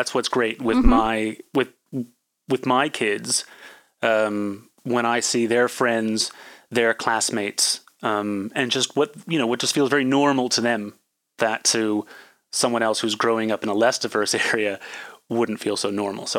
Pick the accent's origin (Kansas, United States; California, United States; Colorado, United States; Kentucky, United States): California, United States; I mean, it's more diverse than the town I grew up in Northern California and a lot of other places.